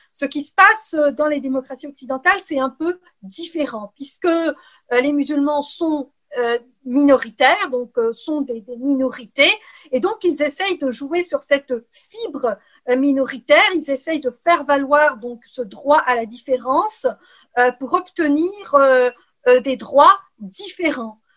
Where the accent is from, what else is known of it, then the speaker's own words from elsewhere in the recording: Algeria; moved away as an adult; also born or lived in Ukraine / Quebec, Canada / France; now in Brussels, Belgium; je suis née en Ukraine euh, et j'ai grandi en Algérie